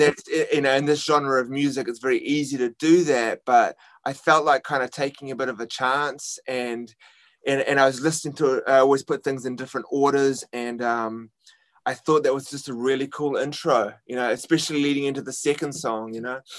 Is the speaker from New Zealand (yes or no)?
yes; New Zealand; now in New York City, United States